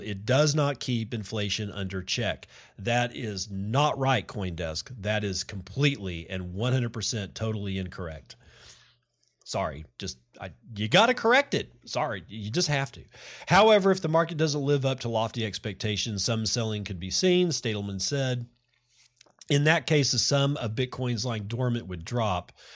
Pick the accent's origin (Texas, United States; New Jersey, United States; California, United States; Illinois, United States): Texas, United States; I'm a Texan that loves the state of Texas